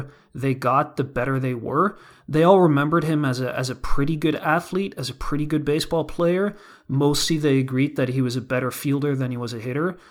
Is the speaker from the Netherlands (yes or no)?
yes; Netherlands; now in Hudson Valley, United States; I'm from the Netherlands